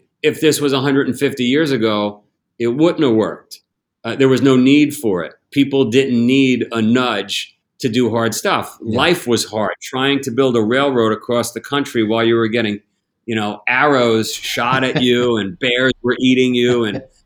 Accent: United States; as an American, as a global citizen

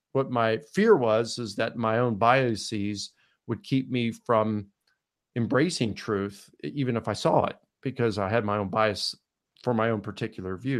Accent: Baltimore, Maryland, United States; I was born in Baltimore, Maryland

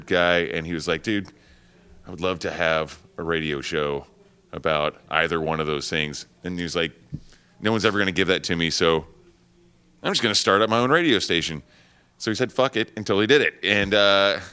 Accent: Oklahoma, United States; moved away as an adult; now in New York, United States; I'm originally from Oklahoma, and I was living in Oklahoma City before I moved to New York.

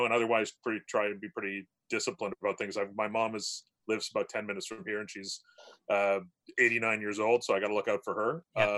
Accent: Hamilton, Ontario, Canada; also born or lived in Georgetown, Ontario; I'm from Hamilton too. I grew up here. So I grew up on the mountain

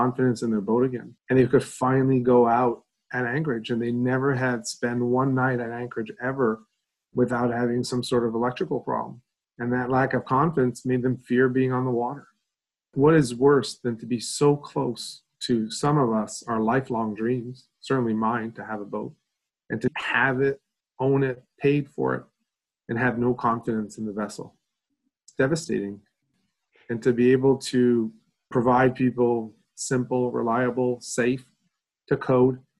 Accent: Quebec, Canada; I grew up in Eastern Canada in a province called Quebec.

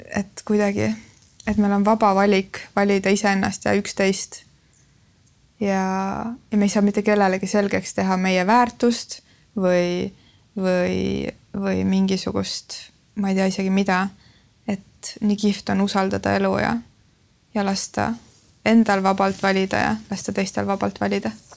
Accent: Lääne-Viru County, Estonia; now in Tallinn, Estonia; ma olen äh, Lääne-Virumaalt pärit

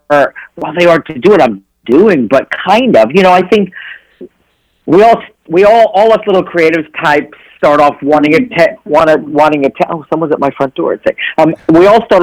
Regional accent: New York City, New York, United States; also born or lived in Connecticut / Pleasantville, New York; I was born in Connecticut, but at a very young age moved to Brooklyn. And grew up in Brooklyn and lived there till I was about 9, and then was upstate New York in a place called Pleasantville, and then back in the city.

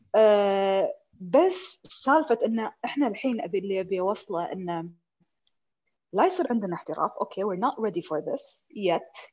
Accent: Kuwait; عندنا في الكويت

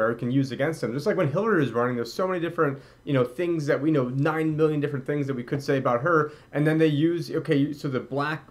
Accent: Syracuse, New York, United States; I'm from Syracuse

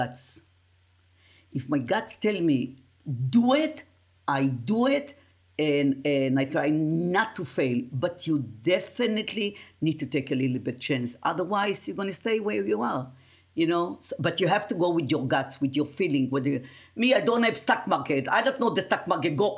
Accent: Israel; English is a second language; moved away as an adult; also born or lived in Yugoslavia; now in United States; born in Yugoslavia, raised in Israel, live in United States of America

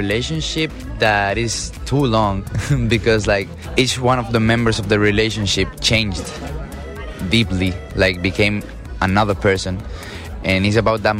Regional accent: Spain; I'm from Spain

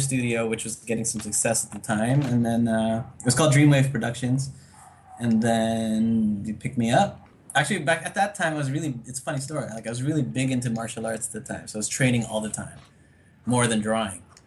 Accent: Toronto, Ontario, Canada; moved away as an adult; also born or lived in United States; now in Manila, Philippines; I grew up in Canada most of my life.

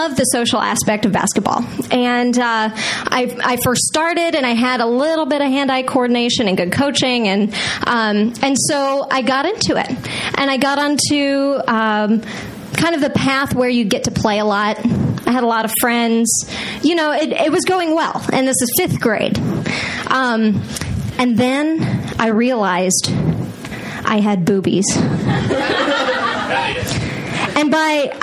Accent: Texas, United States; I grew up in Texas, which is in the most Friday Night Lights, rural cow town you can ever imagine

